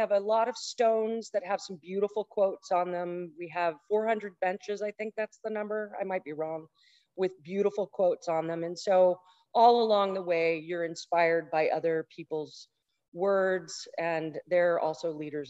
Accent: Texas, United States; born there; I was born in Texas.

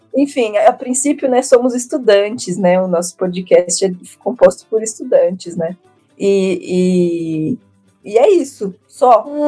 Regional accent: São Paulo, Brazil; eu sou cria aqui de São Paulo, então eu só trabalhei em São Paulo, estudei em São Paulo

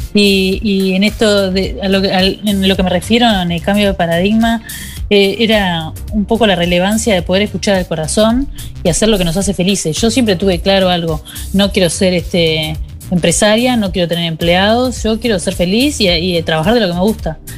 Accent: Montevideo, Uruguay; de donde yo vengo, de Montevideo

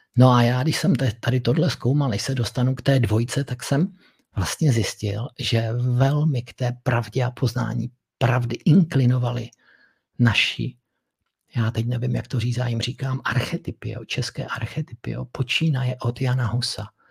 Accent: Moravia, Czechia; u nás na Moravě

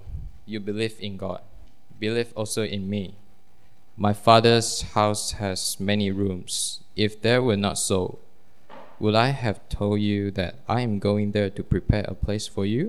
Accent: Malaysia; I'm from Malaysia.

